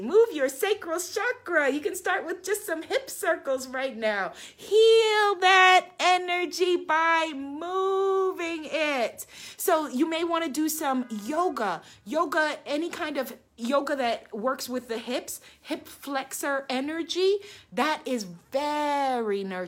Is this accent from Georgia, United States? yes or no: no; New York City, New York, United States; I am a Queens girl